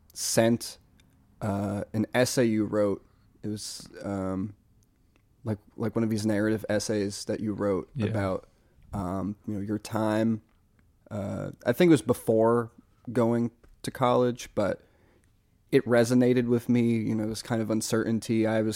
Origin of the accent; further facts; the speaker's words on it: Massachusetts, United States; Part of it is because I'm from there, but also there's this musician, …, from Amherst, 413, Western Mass.